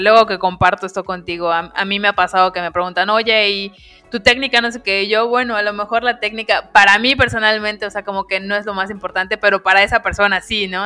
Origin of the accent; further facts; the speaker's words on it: Mexico; los que somos mexicanos